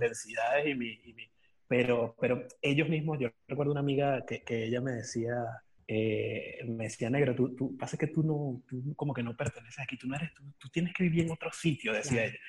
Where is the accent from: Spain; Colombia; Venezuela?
Venezuela; Caracas, Capital District; now in Buenos Aires, Argentina; yo soy de Caracas. Eh, Parroquia San Juan